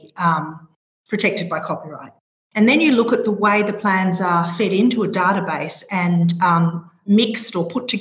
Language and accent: English; Australia; accent: Australian; moved away as an adult; now in Brussels, Belgium; even though I'm based in Brussels, I'm an Australian from my accent.